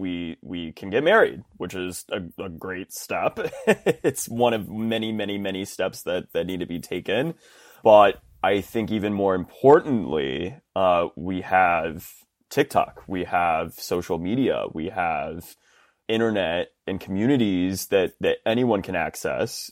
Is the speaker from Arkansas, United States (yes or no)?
no; Round Rock, Texas, United States; I grew up in, in central Texas in a little town called Round Rock, which is right outside of Austin